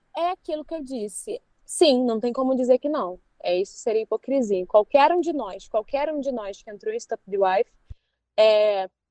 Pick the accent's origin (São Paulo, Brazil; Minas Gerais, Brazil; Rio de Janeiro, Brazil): Rio de Janeiro, Brazil; Maricá; eu morava em Maricá